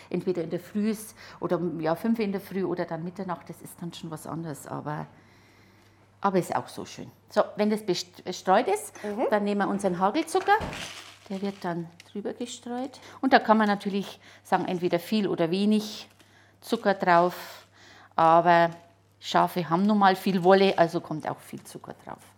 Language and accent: German; Neumarkt, Bavaria, Germany; now in Ingolstadt, Germany; Ich komme aus Neumarkt, ja.